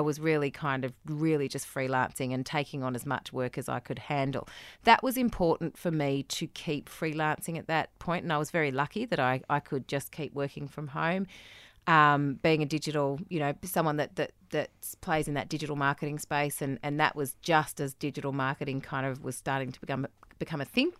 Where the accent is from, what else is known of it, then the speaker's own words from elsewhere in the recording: Australia; moved away; I felt as an Australian